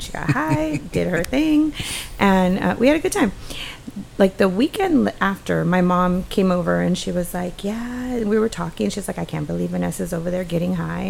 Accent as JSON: {"language": "English", "region": "Texas", "country": "United States", "tie": "born or raised there", "said": "So born here, raised here, my family adopted the culture and the lifestyle"}